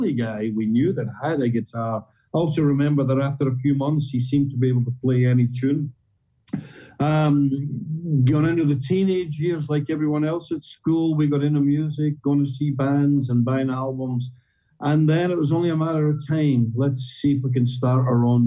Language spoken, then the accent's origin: English; Scotland, United Kingdom; we're Scottish.